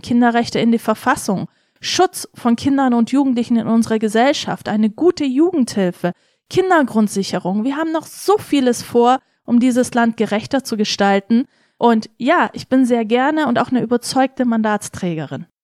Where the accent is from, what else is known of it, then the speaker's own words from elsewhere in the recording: Senden, Bavaria, Germany; also born or lived in Tokat, Turkey / Weißenhorn, Germany; Ich war in Weisenhorn auf dem Gymnasium, Grundschule in Senden